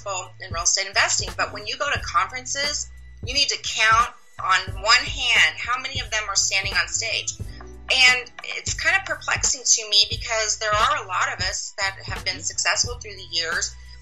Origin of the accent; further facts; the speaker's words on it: Midwest, United States; moved away as an adult; also born or lived in Kansas City; now in Dallas area, United States; I'm originally from the Midwest